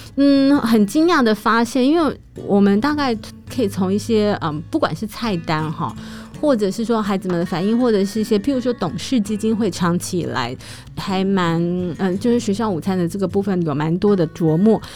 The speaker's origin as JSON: {"language": "Chinese", "region": "Taipei", "country": "Taiwan", "tie": "born or raised there", "said": "我这种在台北长大的人"}